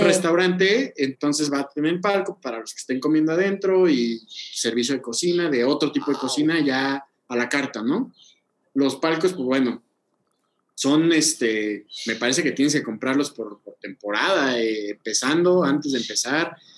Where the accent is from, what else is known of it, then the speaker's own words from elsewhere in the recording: Oaxaca, Mexico; yo que soy de Oaxaca